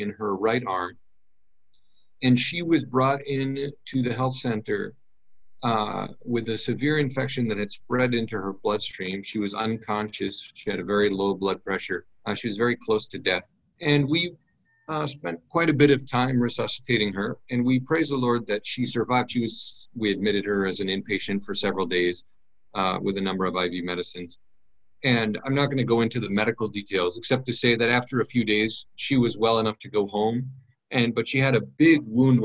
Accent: United States; moved away as an adult; now in Benin; I'm an American

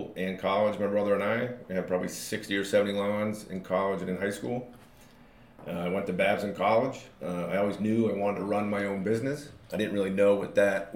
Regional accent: North Andover, Massachusetts, United States; also born or lived in Chicago, Illinois / Vermont; I was born in Chicago, lived there for 4 years, and then he wanted to get back east. I lived in Vermont for 6 years, and then when I was 10, that's when we moved to North Andover

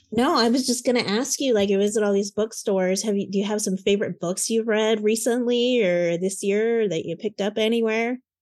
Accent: Lafayette, Indiana, United States; I was born in Lafayette

